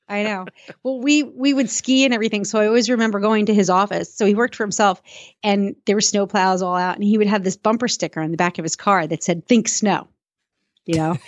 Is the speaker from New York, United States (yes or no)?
yes; Suffern, New York, United States; I was born in Suffern, New York